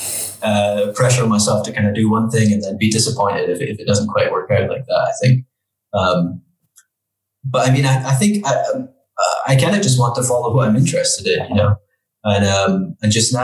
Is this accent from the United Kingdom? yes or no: yes; Dundee, Scotland, United Kingdom; moved away as an adult; now in Geneva, Switzerland; I grew up in Dundee on the northeast coast of Scotland